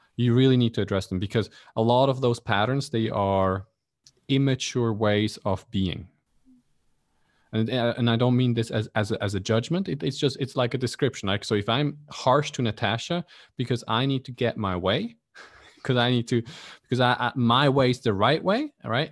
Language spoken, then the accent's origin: English; Switzerland; now in Kuala Lumpur, Malaysia; I grew up in Switzerland